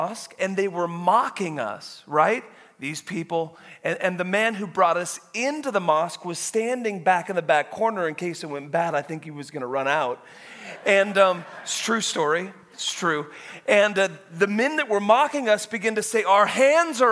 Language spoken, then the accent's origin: English; Woodland, Washington, United States; I was born in Woodland, Washington, like just right, like 5.5 hours away. Grew up on a dairy farm